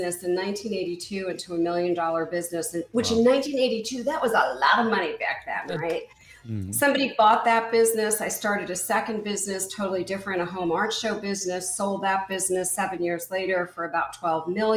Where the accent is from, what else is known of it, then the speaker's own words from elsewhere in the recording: East Coast, United States; moved away as an adult; also born or lived in Midwest; I grew up in the East Coast